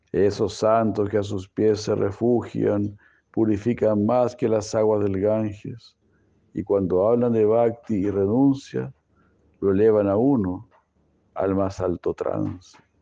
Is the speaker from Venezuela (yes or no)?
no; Mexico; nuestro México querido